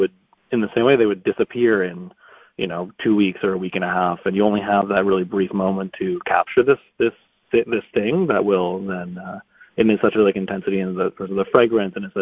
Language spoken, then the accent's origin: English; Toronto, Ontario, Canada; moved away as an adult; also born or lived in New York; now in Toronto, Canada; I grew up in Toronto